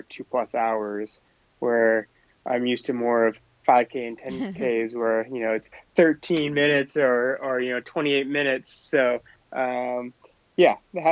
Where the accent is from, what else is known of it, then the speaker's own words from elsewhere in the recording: Maine, United States; I grew up in Maine, and I always, from a very little age, would go cross country skiing in our backyard